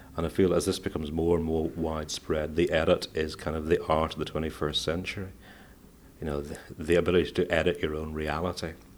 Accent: Northern Ireland, United Kingdom; also born or lived in Manchester, England; I was born in Manchester in England, but I've lived all my life, uh, almost all my life in Northern Ireland

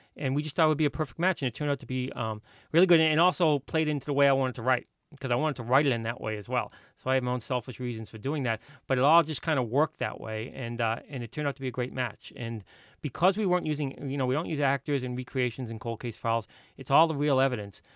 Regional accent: Boston, Massachusetts, United States; I grew up in Boston.

